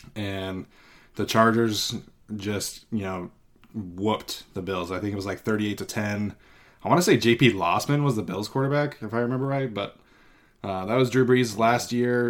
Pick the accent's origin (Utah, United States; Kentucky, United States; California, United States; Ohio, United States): Utah, United States; Salt Lake City; moved away as an adult; also born or lived in Paris, France / Mexico; now in Fresno, United States; I grew up in Salt Lake City, Utah